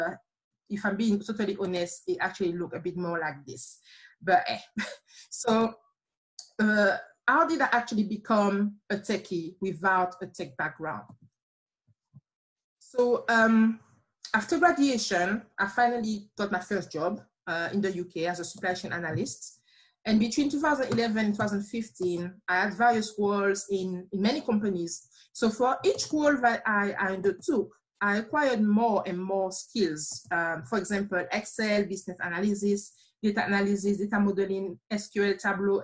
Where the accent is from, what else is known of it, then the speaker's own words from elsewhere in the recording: Martinique; accent: slight accent; moved away as an adult; now in United Kingdom; I'm from a small island called Martinique